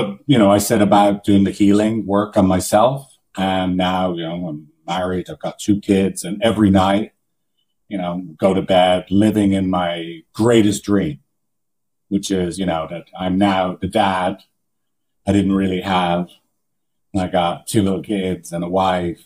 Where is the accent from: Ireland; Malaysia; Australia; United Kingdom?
Ireland; moved away as an adult; now in San Francisco, United States; I'm from Ireland